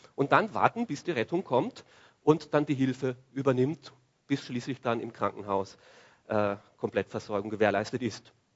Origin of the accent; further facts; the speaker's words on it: Austria; bei uns in Österreich